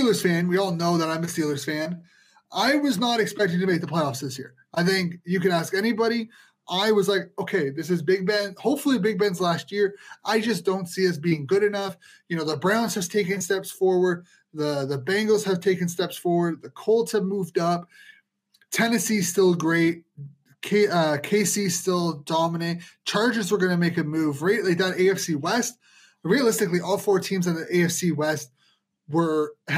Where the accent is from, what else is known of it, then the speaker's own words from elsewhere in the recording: Ottawa, Ontario, Canada; we're from Ottawa